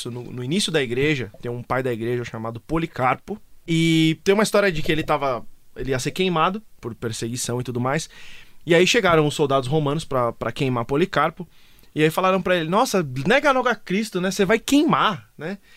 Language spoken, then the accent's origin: Portuguese; Italy; Batendo na mesa, pois eu que sou italiano.